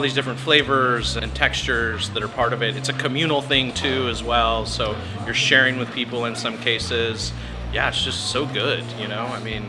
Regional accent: Los Angeles, California, United States; growing up around Los Angeles, I went to Lakers games and, you know, the Kings and all that kind of stuff at the Forum.

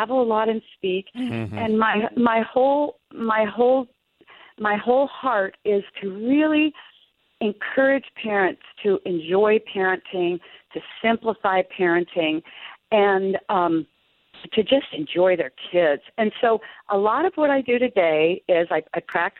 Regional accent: outside of Boston, Massachusetts, United States; I grew up outside of Boston

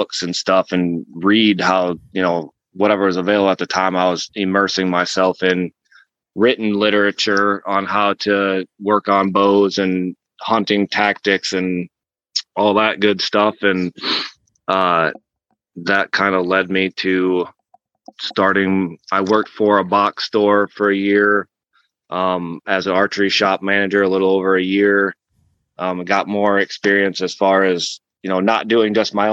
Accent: North Central Iowa, United States; I grew up in North Central Iowa

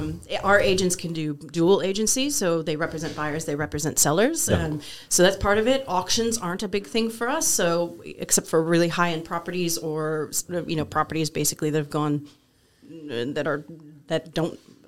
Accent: Wisconsin, United States; born there; also born or lived in West Texas; lived in West Texas for 4 years, so I say things like y'all and all y'all, and that'll come out. I was born in Wisconsin.

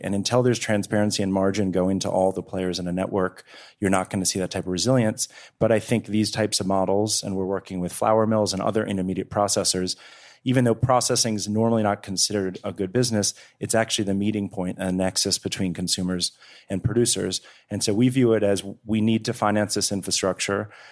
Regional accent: Washington, District of Columbia, United States; also born or lived in Eastern Shore of Maryland (ancestry); I come from sixth generation of farmers in the Eastern Shore of Maryland, but I grew up in Washington, D C.

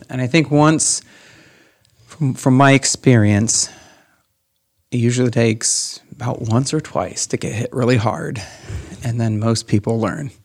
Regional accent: Van Wert County, Ohio, United States; also born or lived in Columbus, Ohio; I'm here from Van Wert County

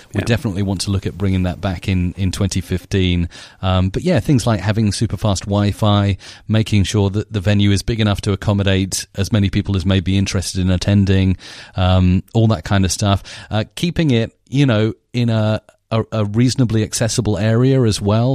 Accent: Isle of Wight, South East England, United Kingdom; Isabella and I we're from the Isle of Wight

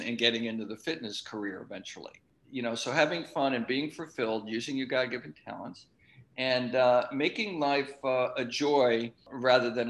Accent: Long Island, New York, United States; I grew up on Long Island

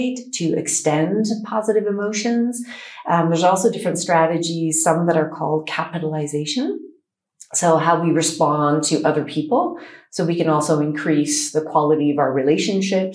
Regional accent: Canada; now in United Arab Emirates; I am a psychologist from Canada.

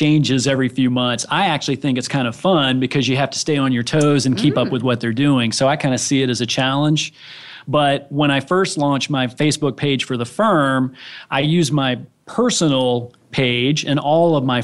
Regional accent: Orlando, Florida, United States; I grew up here in the Orlando area

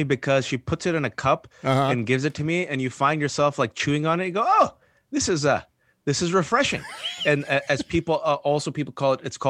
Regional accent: Bay Area, California, United States; So I'm born and raised in the Bay Area. I'm a simple man.

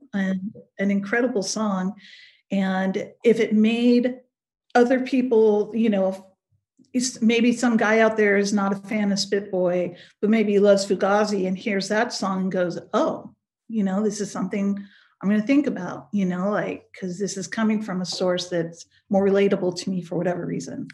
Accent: Pleasanton, California, United States; I grew up in Pleasanton, uh, California, uh, which is outside of the Bay Area

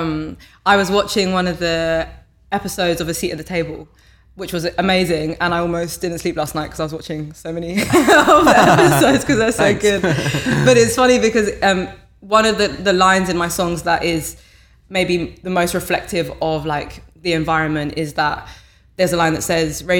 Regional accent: London, United Kingdom; I'm from New Cross Gate, Lewisham Borough, went to primary school, secondary school, college there.

